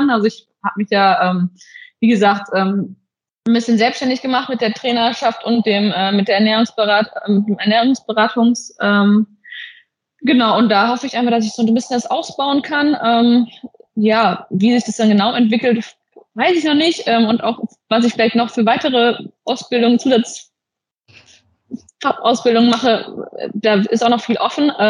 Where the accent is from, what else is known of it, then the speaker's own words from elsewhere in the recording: South, Germany; now in Essen, Germany; wir kommen beide aus dem Süden und äh, wahrscheinlich wird es da irgendwann auch hin zurückgehen